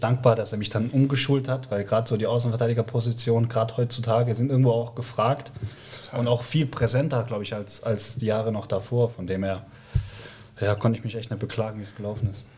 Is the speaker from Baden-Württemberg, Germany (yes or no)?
yes; near Stuttgart, Baden-Württemberg, Germany; moved away; ich komme aus der Nähe von Stuttgart, bin dort mit meinem älteren Bruder, 14 Monate älter, zusammen mit meinen Eltern, die sich dann später am Scheiden lassen, aufgewachsen.